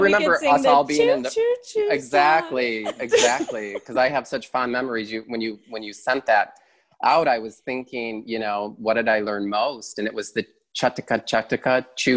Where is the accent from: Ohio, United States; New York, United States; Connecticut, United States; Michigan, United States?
Michigan, United States; Wixom; also born or lived in Pontiac, Michigan; I grew up in a suburb outside of Detroit, a little town called Wixom, Michigan